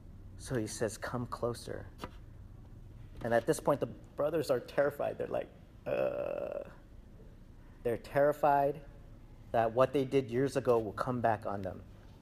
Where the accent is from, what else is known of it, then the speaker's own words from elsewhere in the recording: United States; even though I'm an American, I'm Korean-American